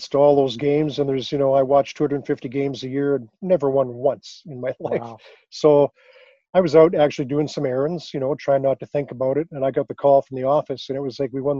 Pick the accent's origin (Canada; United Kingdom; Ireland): Canada; Regina, Saskatchewan; I grew up in Regina, Saskatchewan